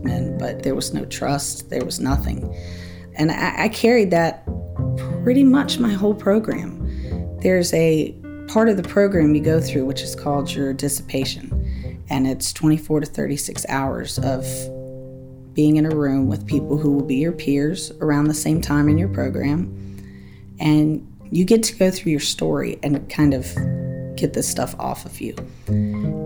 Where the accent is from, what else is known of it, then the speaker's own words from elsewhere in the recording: Outer Banks, North Carolina, United States; now in Durham, United States; I am from the Outer Banks of North Carolina originally